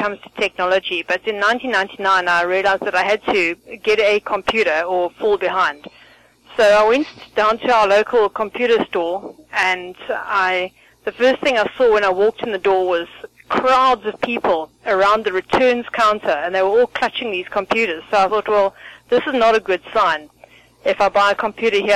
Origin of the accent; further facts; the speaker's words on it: South Africa; also born or lived in Benoni; I'm from South Africa